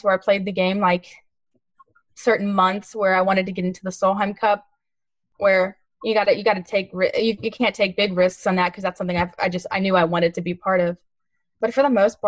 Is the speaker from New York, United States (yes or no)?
no; Texas, United States; I'm from Texas